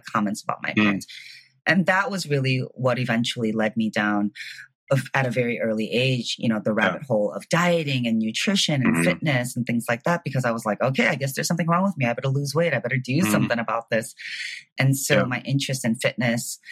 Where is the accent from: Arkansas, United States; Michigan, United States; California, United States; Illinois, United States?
Illinois, United States; Chicago; moved away as an adult; also born or lived in San Francisco; now in Miami, United States; I was born and raised in Chicago